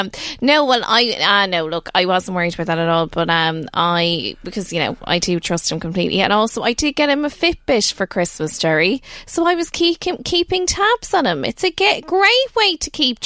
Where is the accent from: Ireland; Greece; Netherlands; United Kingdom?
Ireland; Naas, County Kildare; moved away as an adult; now in County Meath, Ireland; I'm originally from Neeksup, so it's only down the road in Kildare.